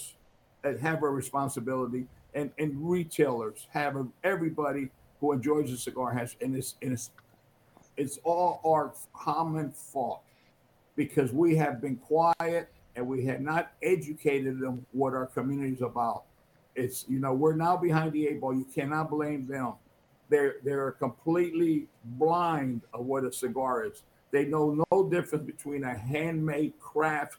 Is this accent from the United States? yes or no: yes; United States; I was born in the United States